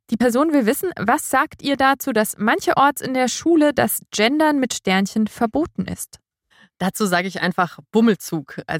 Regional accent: Franconia, Bavaria, Germany; als Franke hätte ich ein Problem gehabt

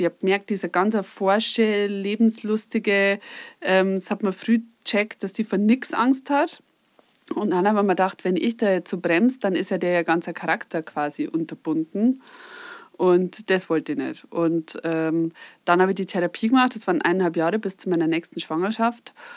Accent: Upper Palatinate, Bavaria, Germany; moved away; ich komme ursprünglich aus der Oberpfalz

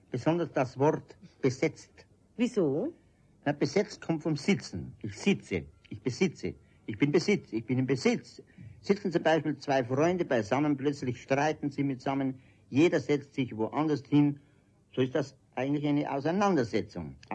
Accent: Munich, Bavaria, Germany; born there; Nein, in der Sonnenstraße, im Postcheckamt.

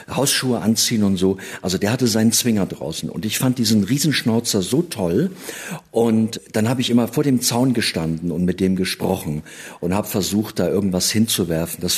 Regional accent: Gotha, Thuringia, Germany; Und die Geschichte hat sich wirklich so zugetragen und zwar in Gotha, also wo ich geboren bin, in meiner Heimatstadt.

